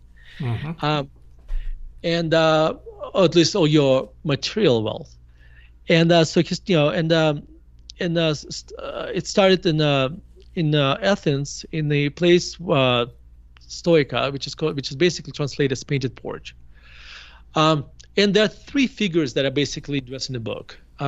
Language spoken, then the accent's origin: English; Murmansk, Murmansk Oblast, Russia; moved away as an adult; now in United States; I grew up in Murmansk in a Jewish family. And we moved to United States in 1991. I was 18 years old.